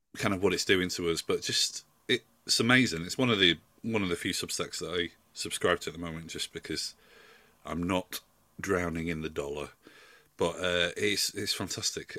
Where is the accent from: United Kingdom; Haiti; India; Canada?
United Kingdom; Yorkshire and the Humber; moved away as an adult; I'm from South Yorkshire and I've been going home quite a lot recently.